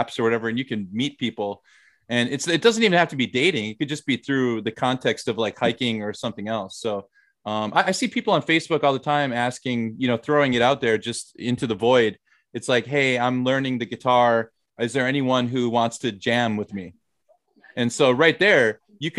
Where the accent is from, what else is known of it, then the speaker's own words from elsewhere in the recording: the Midwest, Minnesota, United States; moved away as an adult; also born or lived in Thailand; now in South Korea; I'm from the Midwest.